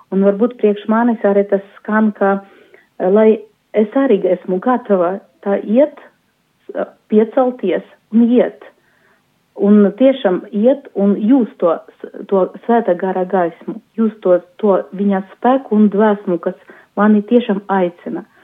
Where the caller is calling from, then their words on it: Daugavpils, Latgale, Latvia; Esmu no Daugavpils, no kustības arī prosanktitāte.